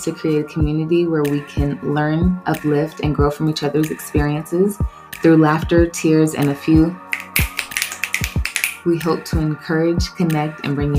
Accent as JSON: {"language": "English", "town": "Dallas", "region": "Texas", "country": "United States", "tie": "born or raised there", "also_born_or_lived": "Iowa", "said": "I'm originally from Iowa, but I was raised in Dallas."}